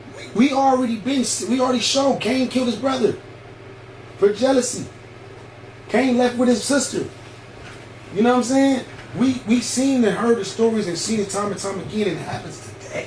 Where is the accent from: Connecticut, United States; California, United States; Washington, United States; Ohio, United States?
California, United States; I was born and raised in California